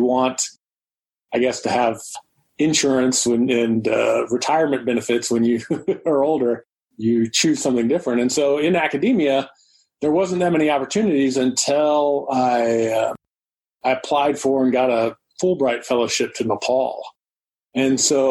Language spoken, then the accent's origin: English; Georgia, United States; I grew up in Georgia